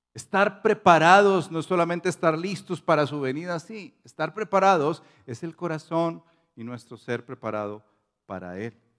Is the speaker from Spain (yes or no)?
no; Colombia